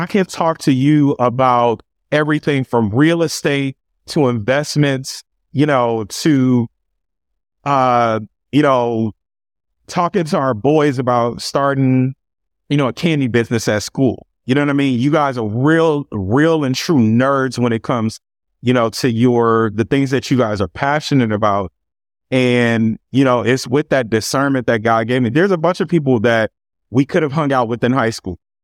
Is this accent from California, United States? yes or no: yes; Los Angeles, California, United States; also born or lived in Carson, California; grew up right here in Los Angeles, California, um, initially in South Central, um, and we eventually moved to Carson, California, um, when I was a kid